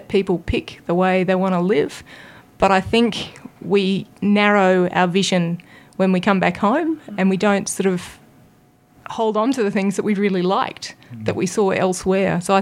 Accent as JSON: {"language": "English", "town": "Canberra", "region": "Australian Capital Territory", "country": "Australia", "tie": "born or raised there", "said": "I grew up in Canberra. I've been here my whole life."}